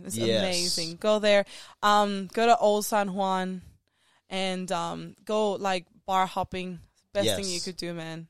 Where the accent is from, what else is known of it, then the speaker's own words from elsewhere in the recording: Zimbabwe; No, I just say I'm from Zimbabwe, and that's it.